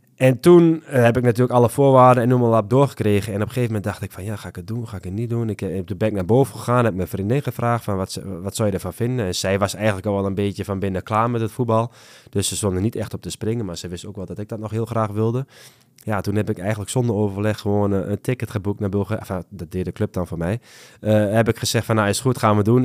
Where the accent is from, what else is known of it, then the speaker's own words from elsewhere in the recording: Netherlands; als, als Nederlander